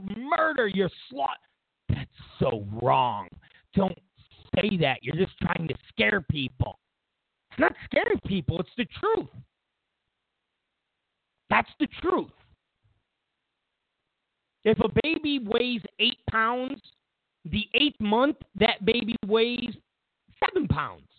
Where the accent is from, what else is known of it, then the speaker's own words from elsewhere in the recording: New York, United States; now in California, United States; I come from New York.